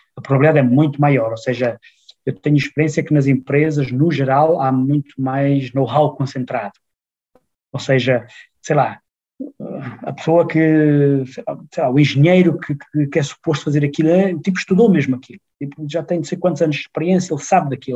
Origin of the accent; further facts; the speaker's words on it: Portugal; moved away as an adult; also born or lived in Braga; now in Frankfurt, Germany; eu venho de Portugal